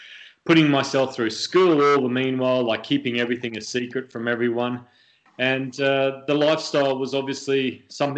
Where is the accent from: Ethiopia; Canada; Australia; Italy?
Australia; also born or lived in United Kingdom; now in United States; me as a kid growing up in Australia